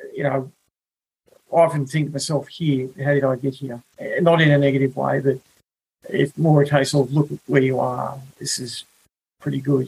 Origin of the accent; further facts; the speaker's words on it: Wollongong, New South Wales, Australia; moved away as an adult; also born or lived in Alice Springs; now in New York, United States; I grew up in Wollongong, a uh, you know, beautiful place